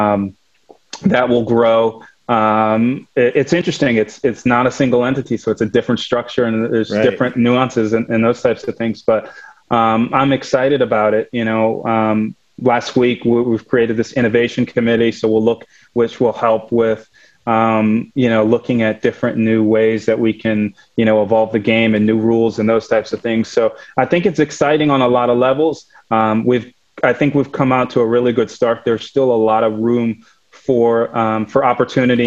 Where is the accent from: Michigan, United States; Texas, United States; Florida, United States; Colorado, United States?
Michigan, United States; Ann Arbor; I grew up in Ann Arbor, Michigan